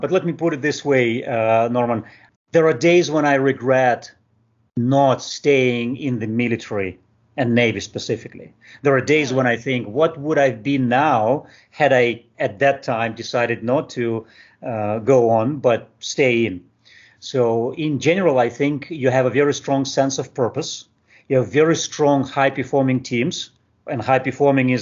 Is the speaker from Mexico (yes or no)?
no; Moldova; moved away as an adult; also born or lived in Moscow; I was born and raised in Moldova